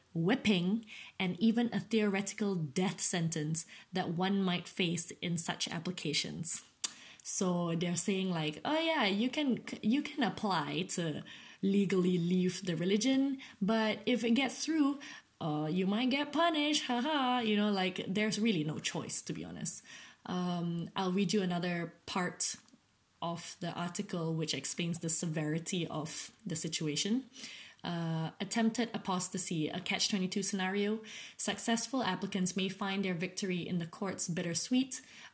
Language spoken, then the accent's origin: English; Malaysia; as a Malaysian, as a Malay Malaysian, I am a Muslim, even though technically I'm not.